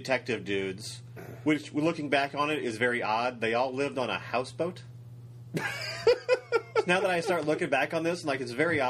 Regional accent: Springfield, Missouri, United States; I grew up in Springfield when I was a kid, Missouri.

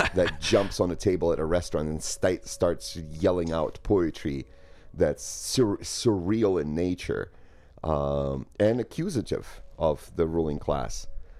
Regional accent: Moscow, Russia; also born or lived in Ukraine; So I grew up in Soviet Union, in between Moscow and a small town in Ukraine

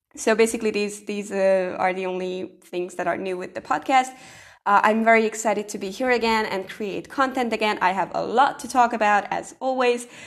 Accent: Hungary; I'm from Hungary

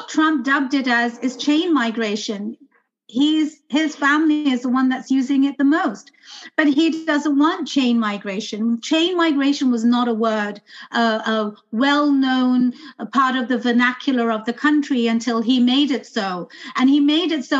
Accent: London, United Kingdom; now in United States; I was born and raised in London.

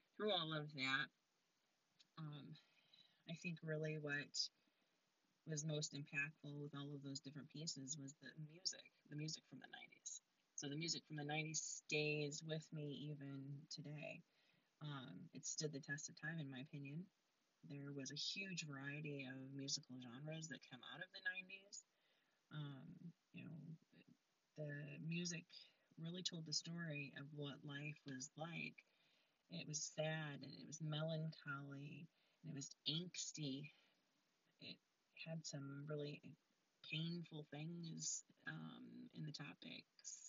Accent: Flushing, Michigan, United States; also born or lived in Frankenmuth, Michigan / Vassar, Michigan; I lived there until first grade, and then we moved to Flushing, and I've lived in Flushing the rest of the time. So I moved here first grade. I graduated from high school here in Flushing

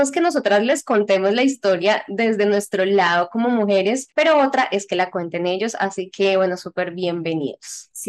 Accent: Mexico; de México

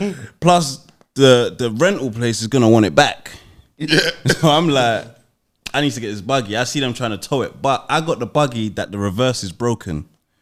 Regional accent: London, United Kingdom; I'm from South. I'm from Waterloo.

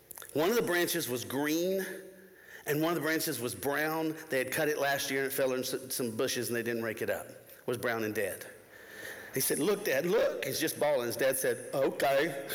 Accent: Florida, United States; moved away as an adult; now in Tennessee, United States; I grew up in Florida, right next to the mouse.

